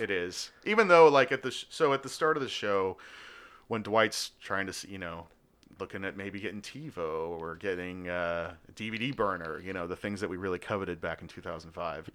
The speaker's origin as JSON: {"language": "English", "country": "Australia", "tie": "born or raised there", "moved": "yes", "said": "I am from Australia, was born there"}